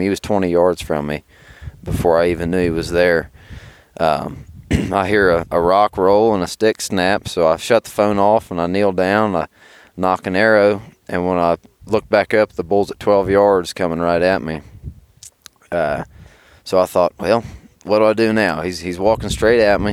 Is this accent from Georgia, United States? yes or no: no; Southern Ohio, United States; I'm from Southern Ohio